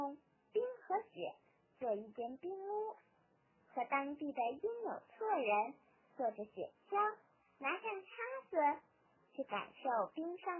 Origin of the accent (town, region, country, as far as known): Beijing, China